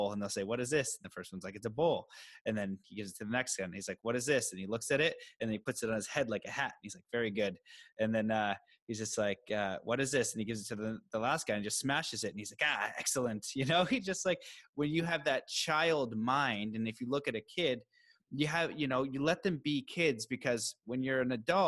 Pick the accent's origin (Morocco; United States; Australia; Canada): Canada; me as a Canadian